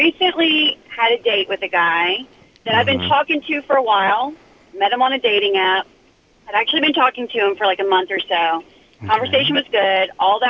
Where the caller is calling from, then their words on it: Atlanta, Georgia, United States; I'm actually in Atlanta, Georgia, and I'm such a huge fan.